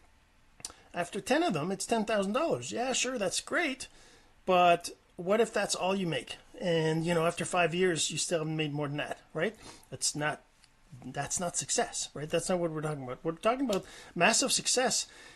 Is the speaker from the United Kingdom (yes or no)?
no; Canada; I'm Canadian